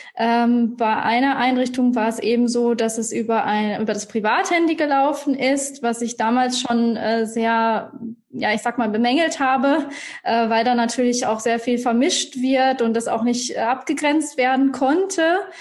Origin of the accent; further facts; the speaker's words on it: Iserlohn, North Rhine-Westphalia, Germany; now in Munich, Germany; ich komme ursprünglich aus Iserlohn, auch äh, NRW, bei dir um die ah. Ecke